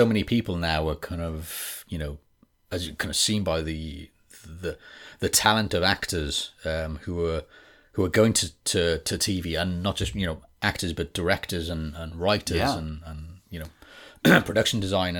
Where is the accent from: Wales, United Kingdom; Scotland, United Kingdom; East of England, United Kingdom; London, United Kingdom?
Wales, United Kingdom; accent: West Wales; This is West Wales, but not actually West Wales, because a lot of people think I sound from England, and then when I'm in England, people say, "Oh, you sound very Welsh." Very Welsh, as they say.